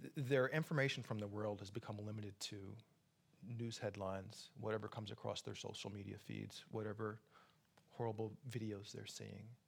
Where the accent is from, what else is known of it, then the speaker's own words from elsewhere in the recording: Atlanta, Georgia, United States; also born or lived in Brooklyn, New York; now in New York, United States; my hometown is Atlanta, Georgia